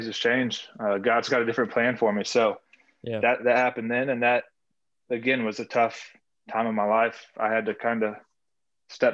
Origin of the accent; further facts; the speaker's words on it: Norton, Kansas, United States; I'm from Norton, Kansas.